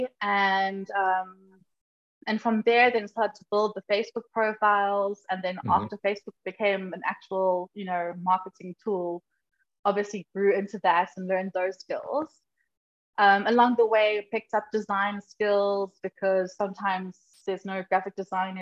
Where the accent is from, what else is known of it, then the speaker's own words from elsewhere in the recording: Durban, KwaZulu-Natal, South Africa; moved away as an adult; now in Johannesburg, South Africa; I grew up in Durban